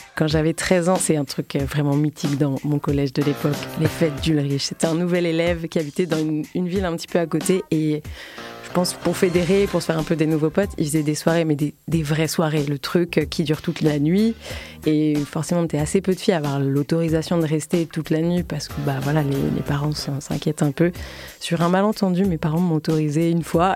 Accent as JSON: {"language": "French", "town": "Combs-la-Ville", "region": "Île-de-France", "country": "France", "tie": "born or raised there", "said": "j'ai grandi dans le 77, à Comble-la-Ville, une petite banlieue"}